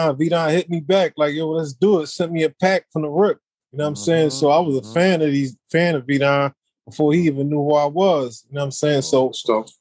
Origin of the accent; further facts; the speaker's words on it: Philadelphia, Pennsylvania, United States; I'm from Philly, man